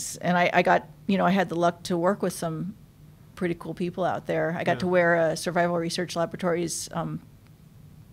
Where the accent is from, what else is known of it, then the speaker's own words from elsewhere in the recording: Union Hills, Midwest, United States; I grew up in Union Hills